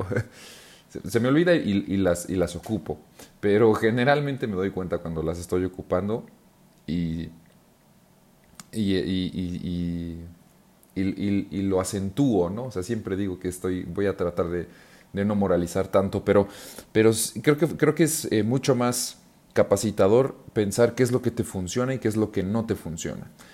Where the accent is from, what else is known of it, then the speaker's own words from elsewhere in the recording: Mexico; yo que soy mexicano